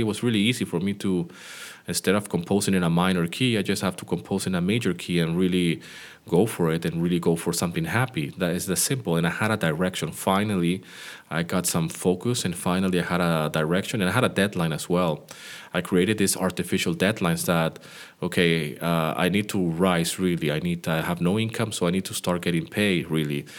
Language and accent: English; Greece; my hometown where I live here in Greece.